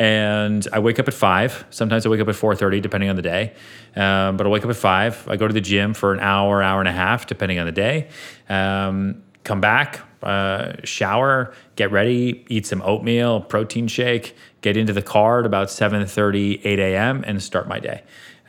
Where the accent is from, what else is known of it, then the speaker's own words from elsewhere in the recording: Sweden; We're both from Sweden.